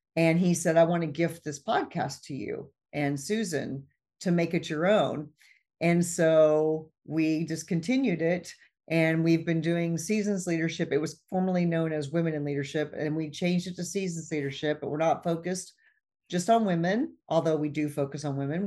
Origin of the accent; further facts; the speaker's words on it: Midwest, United States; I grew up in the Midwest, and we lived out in the country